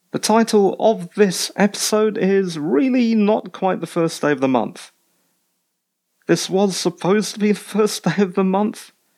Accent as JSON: {"language": "English", "country": "United Kingdom", "said": "I'm British"}